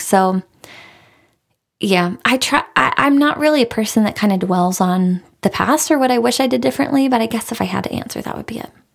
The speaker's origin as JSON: {"language": "English", "town": "Raleigh", "region": "North Carolina", "country": "United States", "tie": "born or raised there", "said": "I am from Raleigh. I'm a Raleigh girl. My husband is a Raleigh guy. We're both born and raised here"}